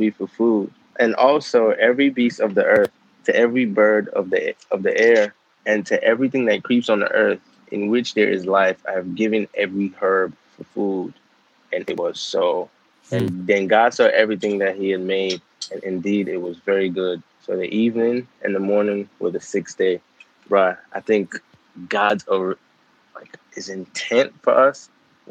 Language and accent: English; Maryland, United States; also born or lived in Nigeria; So I was born in Nigeria, and I grew up in Maryland. And I've been here since 2003